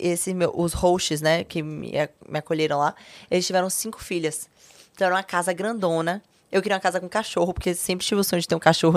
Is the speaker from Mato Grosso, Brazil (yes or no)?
no; Salvador, Bahia, Brazil; moved away as an adult; also born or lived in São Paulo; Minha mãe adoeceu, voltei para Salvador